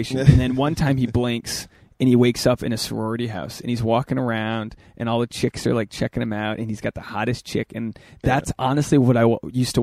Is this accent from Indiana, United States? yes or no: no; Portsmouth, Rhode Island, United States; moved away as an adult; also born or lived in New York; now in Los Angeles, United States; my hometown in Portsmouth, Rhode Island, a farm town.